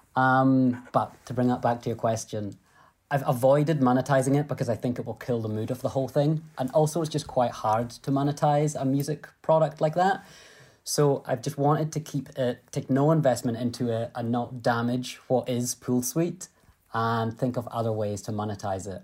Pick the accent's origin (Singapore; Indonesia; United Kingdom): United Kingdom; Scotland; I'm a Scottish entrepreneur.